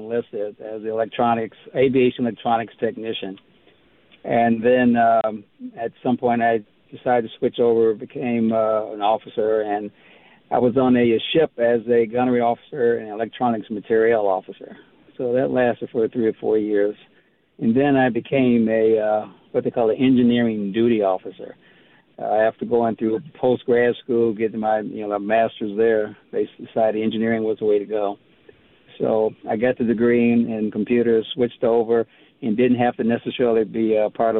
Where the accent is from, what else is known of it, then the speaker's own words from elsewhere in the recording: Detroit, Michigan, United States; moved away as an adult; also born or lived in Grand Rapids, Michigan; I was born in Grand Rapids, but most of my youth was in Detroit, where I was there until I got drafted